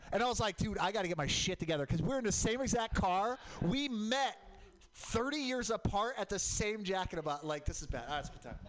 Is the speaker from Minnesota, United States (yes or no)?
no; Portland, Oregon, United States; I grew up in Portland, Mount Hood, volcanic